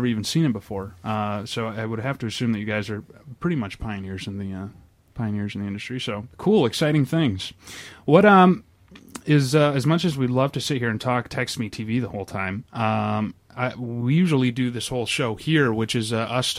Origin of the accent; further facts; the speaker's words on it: Perry, Michigan, United States; I'm from Perry